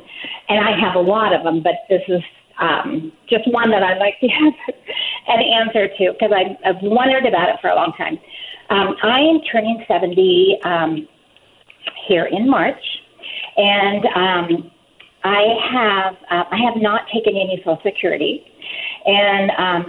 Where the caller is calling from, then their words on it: Pacific Northwest, United States; Hi, I am …. And I am from the Pacific Northwest, and I have never seen Bigfoot.